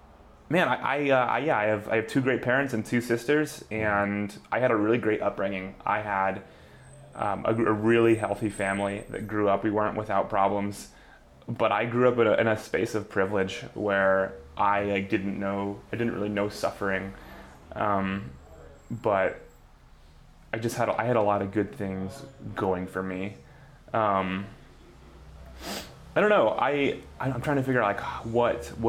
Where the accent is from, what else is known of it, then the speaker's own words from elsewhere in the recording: Colorado, United States; moved away as an adult; also born or lived in Washington State; now in Seattle, United States; I was born in the U.S. and then around first grade, I moved to Colorado, and I did most of my growing up in Colorado